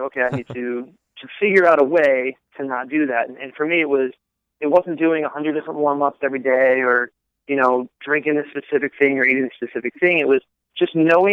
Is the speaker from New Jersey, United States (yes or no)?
yes; New Jersey, United States; moved away; also born or lived in Philadelphia / Baltimore / North Carolina; I'm originally from Philadelphia and grew up in South Jersey